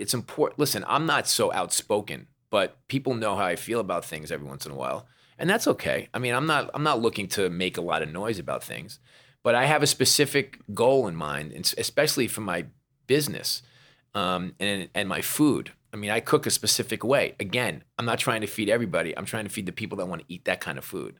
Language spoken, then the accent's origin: English; New York, United States; I'm a New Yorker